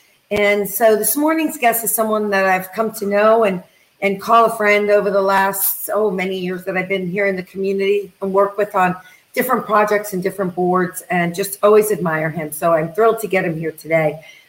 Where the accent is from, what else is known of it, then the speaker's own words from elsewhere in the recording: Manhattan, New York, United States; I came from Manhattan. So to me, this was like the boonies, right?